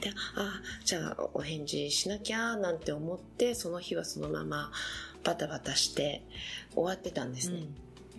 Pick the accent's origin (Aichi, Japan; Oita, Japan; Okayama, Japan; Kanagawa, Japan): Oita, Japan; Beppu; born or raised there; now in Paris, France